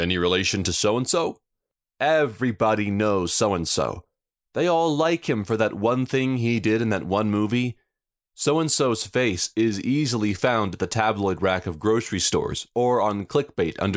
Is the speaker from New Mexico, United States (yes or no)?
yes; Roswell, New Mexico, United States; growing up here like I did